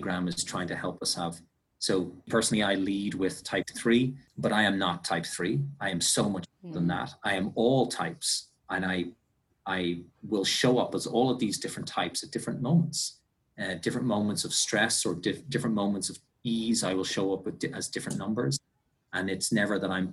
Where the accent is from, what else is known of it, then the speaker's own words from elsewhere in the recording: Ireland; I'm Irish.